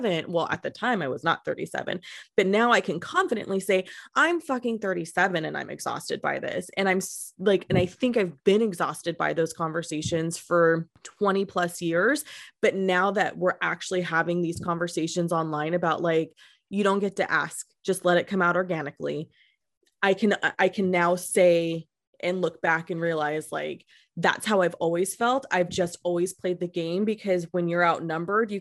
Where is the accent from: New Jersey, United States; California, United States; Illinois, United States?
California, United States; Modesto; I'm from Modesto